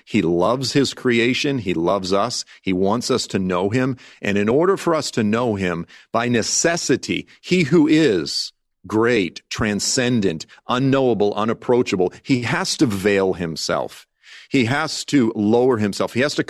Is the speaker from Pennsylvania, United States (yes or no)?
no; Massachusetts, United States; And it's, you know, look, I grew up in South Shore, Massachusetts, divorced family, this type of thing.